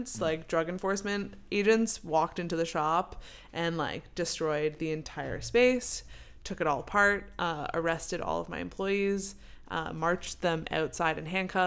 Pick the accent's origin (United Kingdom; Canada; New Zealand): Canada; moved away; I'm from Canada, and we love pot